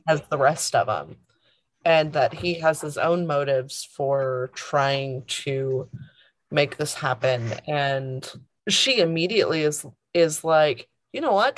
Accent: the South, United States; Growing up in the South, primarily

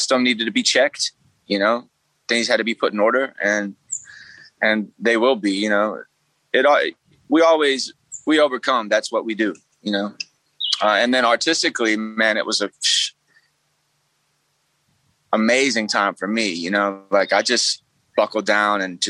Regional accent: Alabama, United States; I'm from Alabama, the heart of it

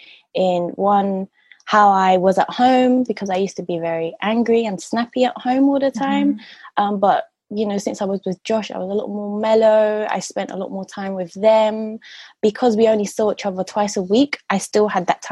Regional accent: London, United Kingdom; I grew up in Southwest London

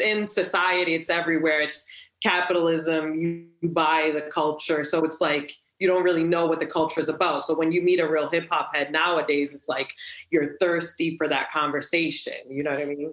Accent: Stockholm, Stockholm County, Sweden; also born or lived in Providence, Rhode Island, United States; I came from Providence, okay. Rhode Island to Stockholm

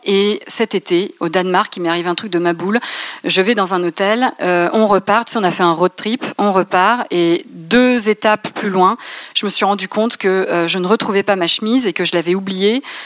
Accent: Reims, Grand Est, France; also born or lived in Paris; je suis rémoise, mais j'ai quitté Paris pour aller m'installer à Reims quand notre fille a eu un an.

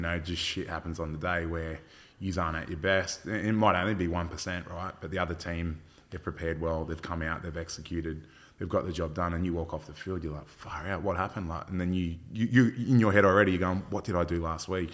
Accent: Port Macquarie, New South Wales, Australia; I was from Fort Macquarie

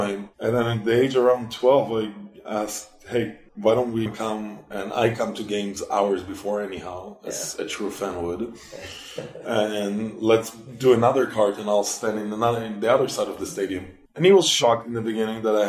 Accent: Israel; also born or lived in Singapore / Belgium / Germany / Sweden; now in United States; I'm from Israel originally

